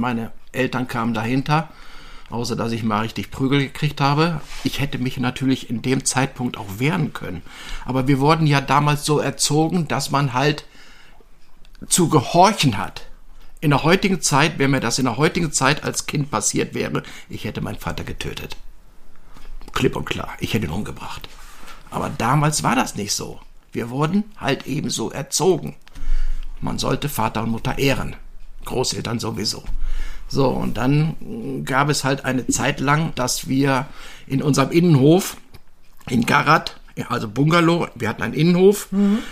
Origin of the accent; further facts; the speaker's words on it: Düsseldorf, North Rhine-Westphalia, Germany; ich bin äh, 1957 in Düsseldorf geboren worden